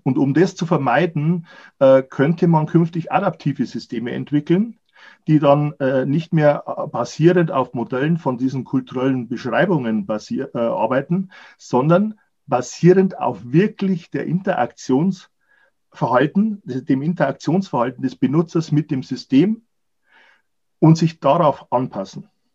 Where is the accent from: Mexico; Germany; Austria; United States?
Germany; Wir als Deutsche